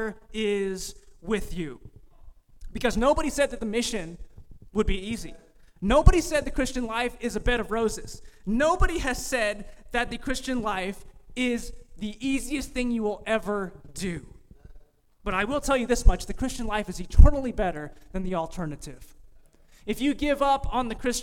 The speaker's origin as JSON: {"language": "English", "region": "California", "country": "United States", "moved": "yes", "said": "I'm from California"}